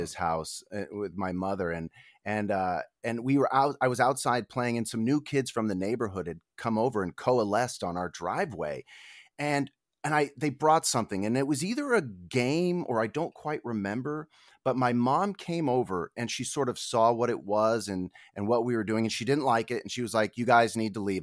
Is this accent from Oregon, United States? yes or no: no; Denver, Colorado, United States; also born or lived in Reno, Nevada; now in Los Angeles, United States; I essentially grew up in Denver. You know, I was born in Reno, and then my parents divorced when I was very young, and my mother and my two brothers moved out to Denver where I spent my schooling years